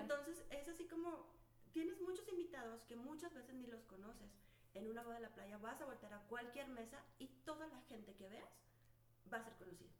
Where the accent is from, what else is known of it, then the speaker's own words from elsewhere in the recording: Chihuahua, Mexico; also born or lived in Monterrey / Torreón; yo soy de Alicia, Chihuahua